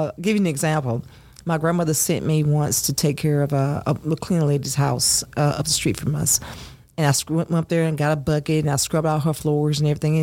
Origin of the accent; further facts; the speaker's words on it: Longview, Texas, United States; accent: Southern; also born or lived in Louisiana; now in Fairborn, United States; my grandmother, my grandfather, they raised me from a baby. I was born in a house, and we moved to East Texas. And so in East Texas, we lived in Longview, Texas